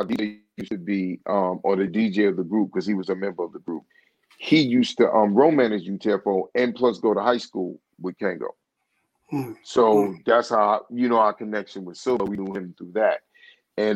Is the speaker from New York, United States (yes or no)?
yes; New York City, New York, United States; growing up in East New York